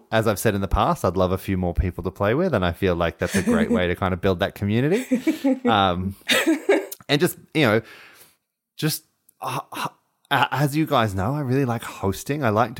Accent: Australia; And we named a swimming pool after him because we are Australian.

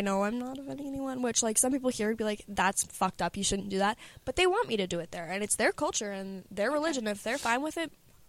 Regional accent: England, United Kingdom; I'm English, like everyone else has like got an accent already, so when they say things they sound hot, I just sound stupid.

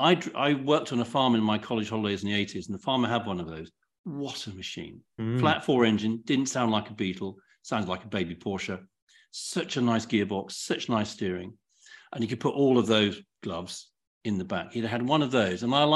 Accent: Kent, South East England, United Kingdom; I grew up in Kent

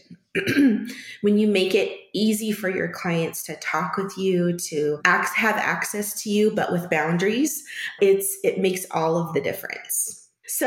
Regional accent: California, United States; moved away as an adult; also born or lived in Washington; now in Phoenix, United States; I was born in California and lived in California for most of my childhood until I was in high school

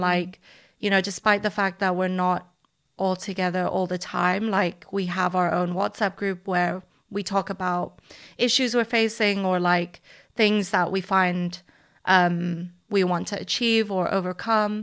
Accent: Hong Kong; now in London, United Kingdom; I'm from Hong Kong.

